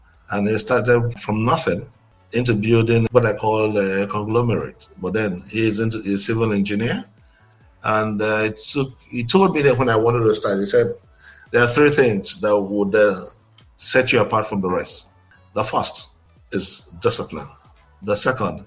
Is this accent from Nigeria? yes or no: yes; Nigeria; I'm a Nigerian. I'm born. I was born in Nigeria, and I schooled in Nigeria, and then I only just travel out to do business and I come back